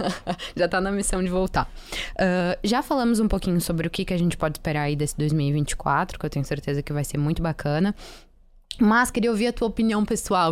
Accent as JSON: {"language": "Portuguese", "region": "Rio Grande do Sul", "country": "Brazil", "said": "eu sou gaúcha"}